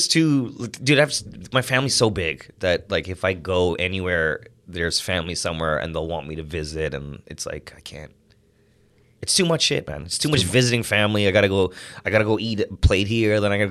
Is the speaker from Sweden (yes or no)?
no; Toronto, Ontario, Canada; born or raised there; also born or lived in Ajax, Ontario